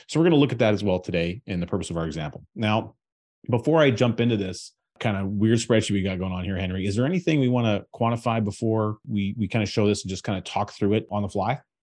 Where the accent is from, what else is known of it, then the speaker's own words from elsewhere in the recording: Canada; as a Canadian taxpayer